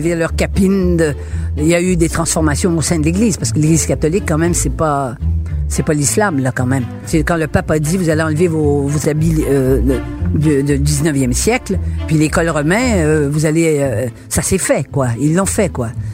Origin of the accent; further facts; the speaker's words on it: Quebec, Canada; nous étions une société francophile, de langue française